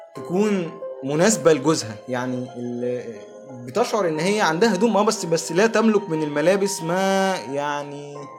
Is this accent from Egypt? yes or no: yes; Egypt; احنا هنا كمصريين